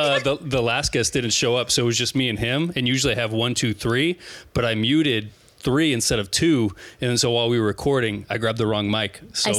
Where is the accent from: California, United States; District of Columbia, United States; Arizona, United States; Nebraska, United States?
Nebraska, United States; I'm from Nebraska.